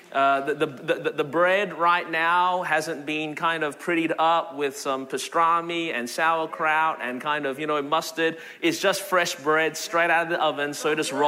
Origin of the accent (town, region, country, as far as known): Melbourne, Victoria, Australia; born or raised there; now in Anderson, United States